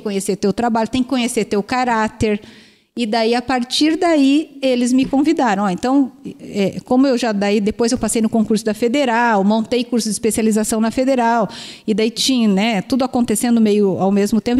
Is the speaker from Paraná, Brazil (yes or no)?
yes; Curitiba, Paraná, Brazil; moved away as an adult; also born or lived in Umuarama / Araçatuba; eu sou de Curitiba, mas eu estudei fora